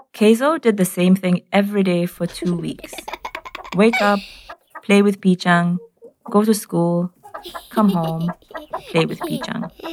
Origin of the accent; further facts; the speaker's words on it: Nairobi, Kenya; I'm from Nairobi in Kenya